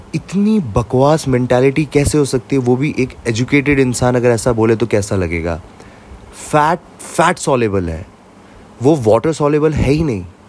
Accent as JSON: {"language": "Hindi", "region": "Jammu and Kashmir", "country": "India", "said": "मैं कश्मीर से हूँ"}